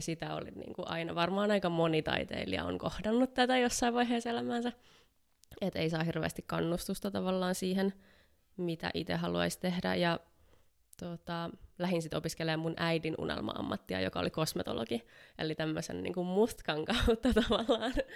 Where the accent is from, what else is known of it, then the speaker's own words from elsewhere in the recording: Helsinki, Uusimaa, Finland; mä oon helsinkiläinen valokuvaaja